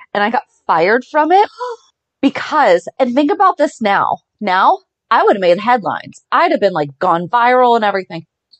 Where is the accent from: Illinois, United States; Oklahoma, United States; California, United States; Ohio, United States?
Ohio, United States; born or raised there